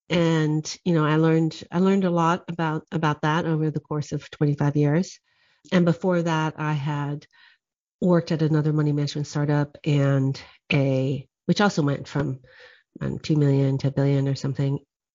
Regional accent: Guadeloupe; also born or lived in Oahu, United States; I grew up in the French Caribbean, in Guadeloupe, and also in Hawaii on the island of Oahu. And I'm half WASP, white Anglo-Saxon Protestant, and half Okinawan.

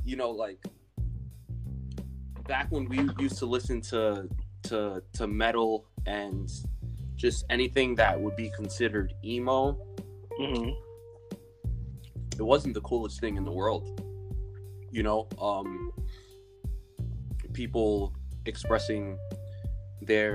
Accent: New York City, New York, United States; I have been born and raised in the Bronx, New York. Haven't really left

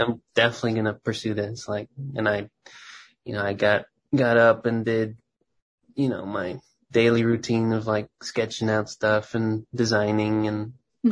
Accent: Texas, United States; moved away as an adult; now in Minneapolis, United States; I grew up in Texas

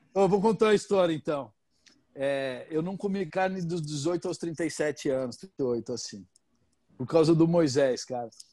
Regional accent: Brazil; moved away; eu sou brasileiro, mas sou mal grosso

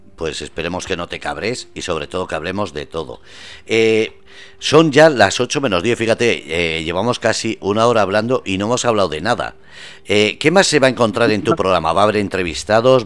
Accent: Basque Country, Spain; also born or lived in Andalusia; now in Murcia, Spain; soy nacido vasco, me siento vasco y me siento orgulloso de ser español

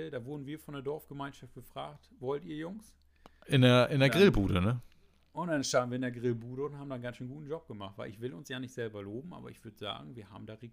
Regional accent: Germany; da, da, sind wir aus Friesen ganz eigen, da sind wir unser, unser kleines verrücktes Völkchen.

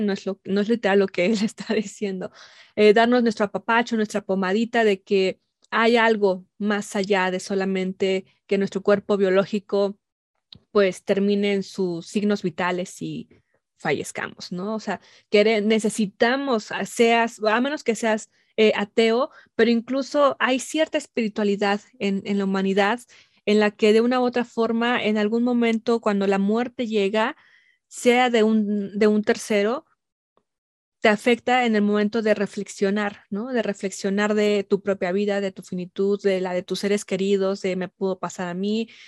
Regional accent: Mexico; nos han formado como mexicanas, como mexicanos

